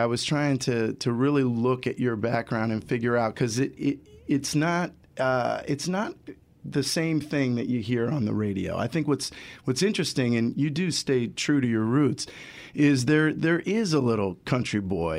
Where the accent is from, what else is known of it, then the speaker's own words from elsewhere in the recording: Ohio, United States; you know, I'm from Ohio, but okay. It's a small town, so we've got that connection going, you know.